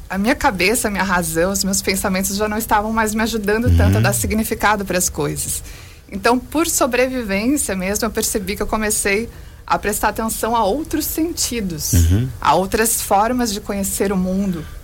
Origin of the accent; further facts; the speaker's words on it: Joinville, Santa Catarina, Brazil; o primeiro lançamento aqui em Joinville, que é minha terra natal.